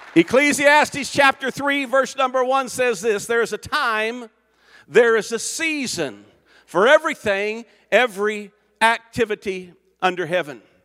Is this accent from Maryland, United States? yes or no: no; Jones, Oklahoma, United States; moved away as an adult; also born or lived in Africa; I grew up in Oklahoma.